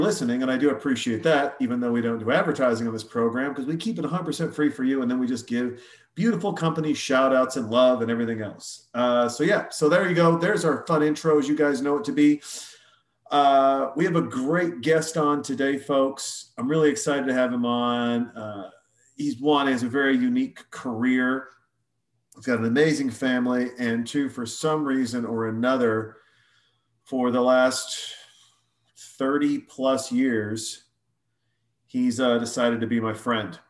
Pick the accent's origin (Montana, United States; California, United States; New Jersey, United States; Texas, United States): Montana, United States; when we were growing up in Montana, we're 14 years old